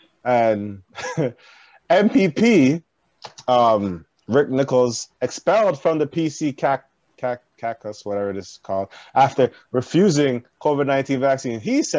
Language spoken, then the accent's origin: English; Canada; It's like, I'm from Canada!